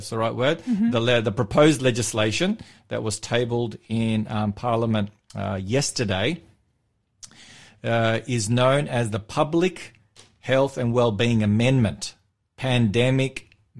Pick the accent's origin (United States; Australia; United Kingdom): Australia; Victoria; born or raised there; moved away